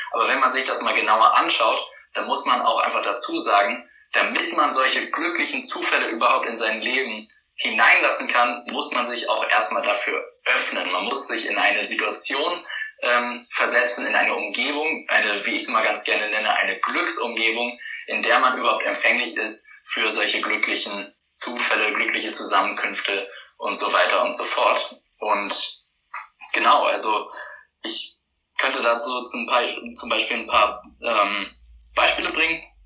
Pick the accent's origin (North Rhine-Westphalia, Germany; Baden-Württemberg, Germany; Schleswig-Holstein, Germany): Schleswig-Holstein, Germany; Lübeck; moved away as an adult; also born or lived in Hamburg; ich bin in Lübeck aufgewachsen